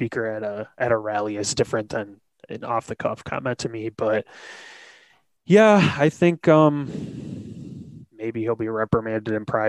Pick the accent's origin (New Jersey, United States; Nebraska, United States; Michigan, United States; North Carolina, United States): Michigan, United States; growing up in Michigan, being a quote unquote Michigan man, having Michigan man and woman parents